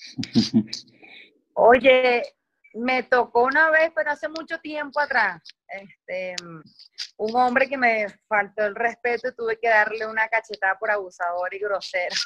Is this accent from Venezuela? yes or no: yes; San Francisco, Zulia, Venezuela; accent: maracucho; moved away as an adult; now in Caracas, Venezuela; de allá de, Maracaibo, donde yo soy, de San Francisco.